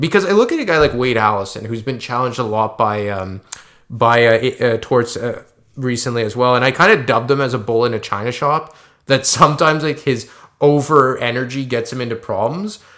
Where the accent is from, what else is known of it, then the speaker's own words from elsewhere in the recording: Quebec, Canada; we're both from Quebec